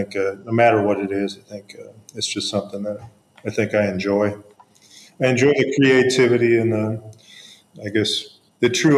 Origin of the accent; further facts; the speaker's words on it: Houston, Texas, United States; moved away as an adult; now in Memphis, United States; I'm from Houston, Texas.